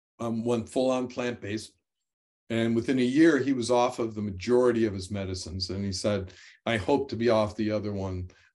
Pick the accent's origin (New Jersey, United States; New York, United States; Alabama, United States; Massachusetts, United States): New York, United States; now in North Carolina, United States; I came from New York, which had short summers, short springs, short falls, and very long winters.